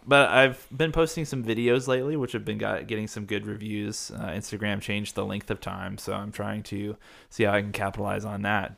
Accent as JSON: {"language": "English", "region": "the South", "country": "United States", "moved": "yes", "said": "I'm from the South"}